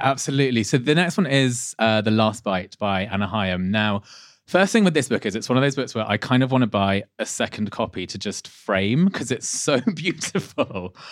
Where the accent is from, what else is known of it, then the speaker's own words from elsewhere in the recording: Leicester, East Midlands, United Kingdom; not far from where I was born in Leicester